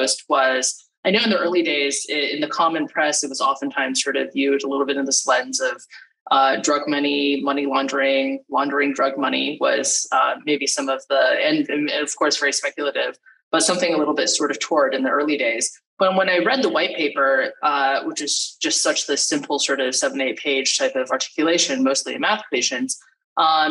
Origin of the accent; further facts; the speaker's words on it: California, United States; I'm from California originally